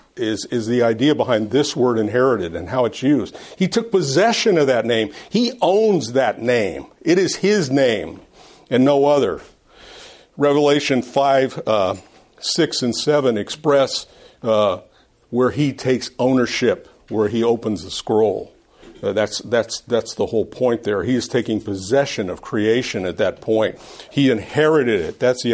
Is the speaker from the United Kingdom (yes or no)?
yes; Scotland, United Kingdom; Anyway, I'm not Irish. I'm Scottish. I don't say it right.